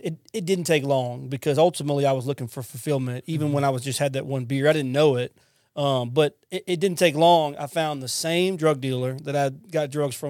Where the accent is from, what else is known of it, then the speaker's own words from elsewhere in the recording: Lafayette, Louisiana, United States; now in Mississippi, United States; I'm from Louisiana, by the way. I'm not from Mississippi. I'm from Lafayette. I'm a Cajun at heart. And so I come here to Mississippi.